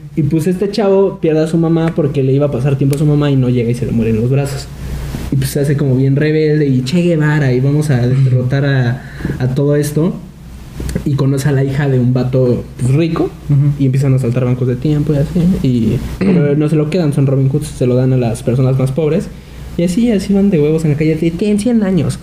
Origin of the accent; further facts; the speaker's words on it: Mexico; nosotros como mexicanos